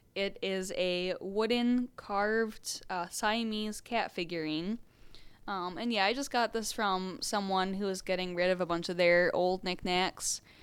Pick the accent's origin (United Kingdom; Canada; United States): United States; Southeast Michigan; I grew up in Southeast Michigan